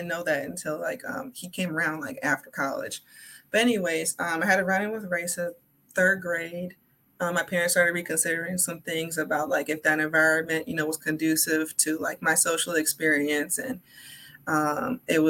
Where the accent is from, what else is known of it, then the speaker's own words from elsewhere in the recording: Milwaukee, Wisconsin, United States; I am a native of Milwaukee. I grew up in Hellyer Park